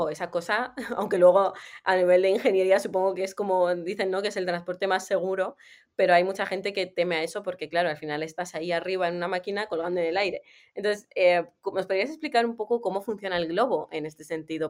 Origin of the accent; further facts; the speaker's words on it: Armenia; moved away; yo soy de Armenia